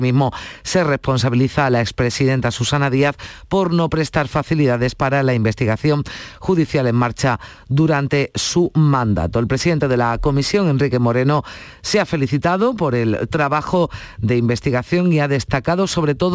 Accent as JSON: {"language": "Spanish", "country": "Portugal", "second_language": "Spanish", "said": "Yo soy portugués y, y merece pena vale a pena."}